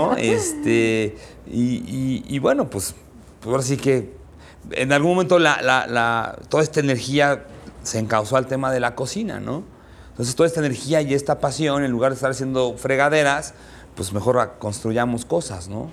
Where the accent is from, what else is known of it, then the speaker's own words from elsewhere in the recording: Mexico; soy este cocinero mexicano